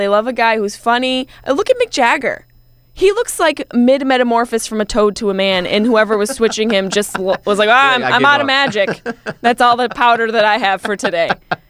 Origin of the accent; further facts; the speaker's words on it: East Coast, United States; now in Marina Del Rey, United States; I love LA. I came from the East Coast.